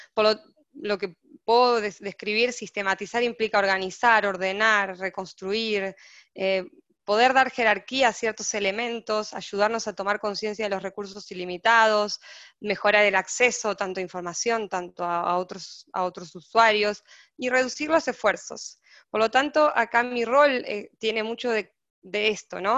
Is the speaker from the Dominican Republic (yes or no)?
no; Argentina; moved away as an adult; now in Brazil; soy argentina, estoy en Brasil, viviendo hace ocho meses